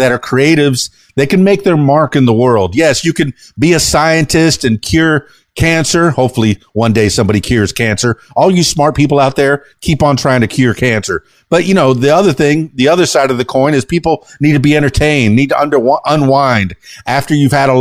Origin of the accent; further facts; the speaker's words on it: Miami, Florida, United States; I was born in 69, in Miami, Florida.